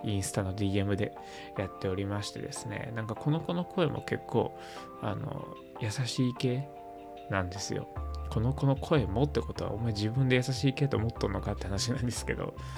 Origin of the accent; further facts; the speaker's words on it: Toyonaka, Osaka, Japan; 大阪府の豊中市っていうとこで生まれ育った人間